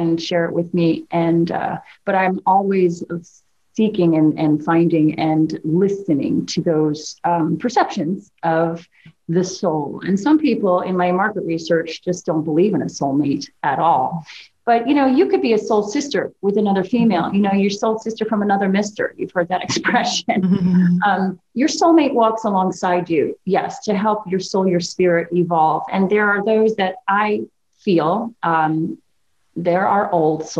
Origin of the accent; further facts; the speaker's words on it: New Jersey, United States; moved away as an adult; my Jersey girl